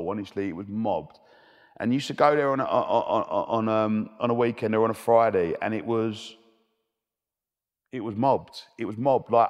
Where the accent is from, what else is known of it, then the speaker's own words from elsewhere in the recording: Romford, London, United Kingdom; I love I love growing up in Romford, the best place in the world.